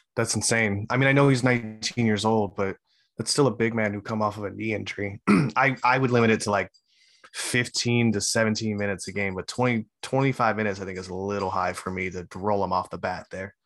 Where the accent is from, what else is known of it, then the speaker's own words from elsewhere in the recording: Hawaii, United States; I'm Hawaiian